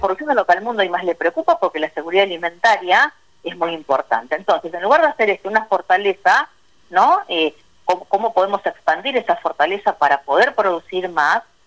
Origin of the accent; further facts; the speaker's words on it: Argentina; yo que nací en Vigán eh, crecí ahí